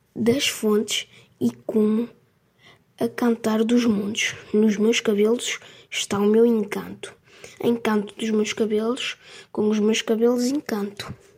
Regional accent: Portugal; Tenho 10 anos e sou de Portugal

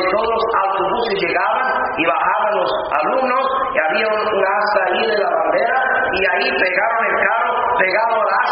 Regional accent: near Niagara Falls, New York, United States; moved away; Yo vengo del estado muy pegado a Canadá, río Niagara, ciudad de público, los cataratas de Niagara se veían de mi casa.

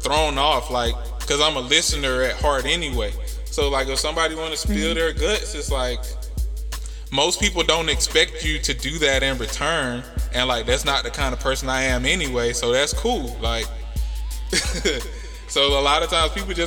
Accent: United States; I'm from America

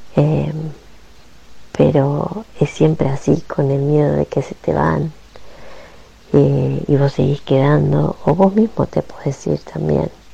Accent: Garín, Buenos Aires Province, Argentina; moved away as an adult; also born or lived in Escobar, Argentina / Italy; now in London, United Kingdom; nací en Escobar, provincia de Buenos Aires, mm, me crié en Garín, partido de Escobar y hoy hace 17 años que vivo fuera de la Argentina. Primero estuve 5 años en Italia y hoy estoy en Londres

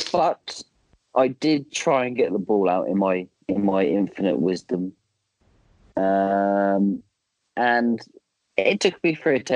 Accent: East of England, United Kingdom; We normally play at Fort Ness, um, which is near my hometown.

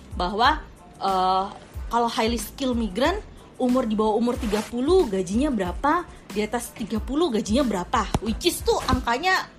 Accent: Indonesia; moved away; kita kan orang Indo nih ceritanya yang di luar negeri

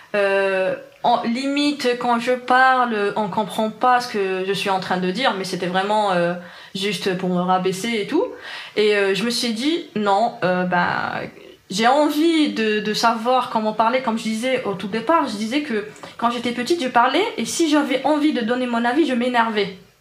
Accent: Algiers, Algiers Province, Algeria; French is a second language; moved away as an adult; now in France; j'ai grandi à Alger, dans un quartier populaire.

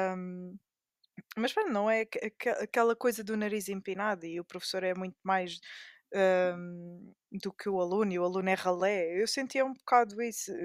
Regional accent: Amadora, Lisbon, Portugal; eu sou da Amadora

